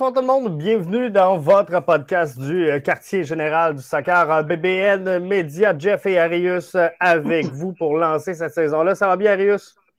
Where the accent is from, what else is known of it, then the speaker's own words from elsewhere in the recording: Quebec City, Quebec, Canada; je viens de Québec. J'ai joué Québec Express